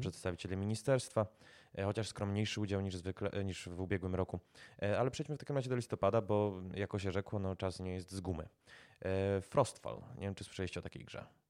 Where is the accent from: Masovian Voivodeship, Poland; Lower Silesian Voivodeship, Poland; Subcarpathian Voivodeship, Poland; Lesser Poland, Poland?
Lesser Poland, Poland; Kraków; sam jestem Krakus